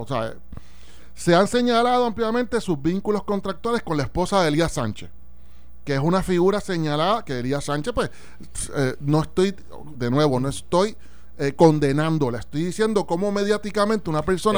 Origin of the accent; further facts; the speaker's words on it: Puerto Rico; como puertorriqueño